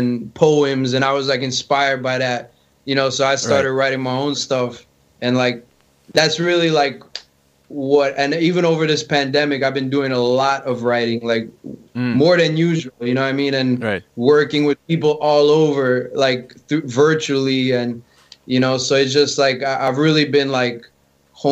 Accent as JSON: {"language": "English", "region": "Florida", "country": "United States", "tie": "born or raised there", "said": "my parents met in Canada, and you know they ended up here, and I was born actually here in Florida."}